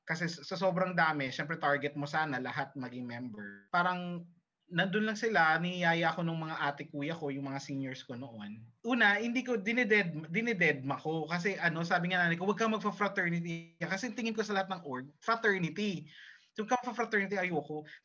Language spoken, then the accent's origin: Tagalog; Jeddah, Makkah Province, Saudi Arabia; Na-experience ko na kasi yun kasi nga lumaki ako sa Jeddah.